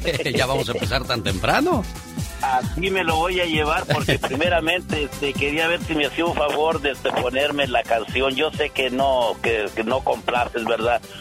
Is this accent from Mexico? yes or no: yes; Unión de San Antonio, Jalisco, Mexico; allí yo soy de Unión de San Antonio Jalisco un lado de Lagos de Moreno Jalisco